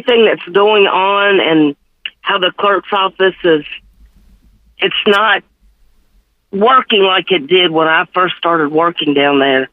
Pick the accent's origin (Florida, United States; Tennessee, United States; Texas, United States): Tennessee, United States; Memphis; I'm born and raised in Memphis, been here my whole life